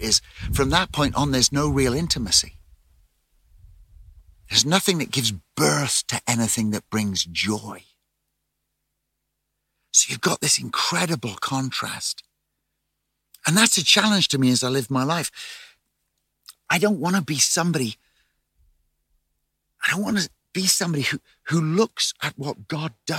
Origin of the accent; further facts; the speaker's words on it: England, United Kingdom; I'm English, so I come from the land of drizzle